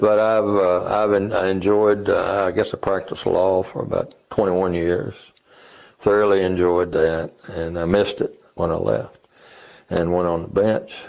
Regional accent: Christiansburg, Virginia, United States; moved away as an adult; now in Strasburg, United States; I was born in Montgomery County, Virginia, Christiansburg.

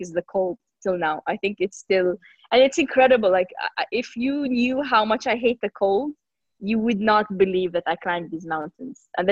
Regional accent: Jeddah, Makkah Province, Saudi Arabia; I'm Saudi. I'm from the Kingdom of Saudi Arabia, and I come from a city called Jeddah.

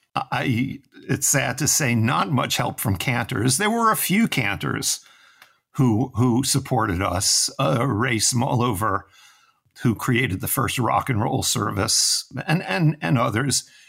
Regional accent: New York City, New York, United States; I'm from New York City, from Manhattan. which tells you immediately, you know, that my childhood was spent on concrete streets

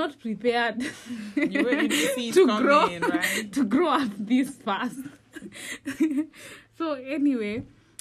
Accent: Kenya; moved away; I'm from Kenya.

